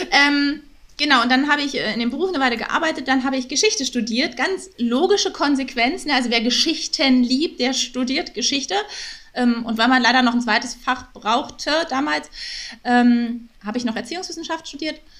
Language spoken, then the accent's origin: German; Berlin, Germany; now in Hamburg, Germany; Auch aus Berlin.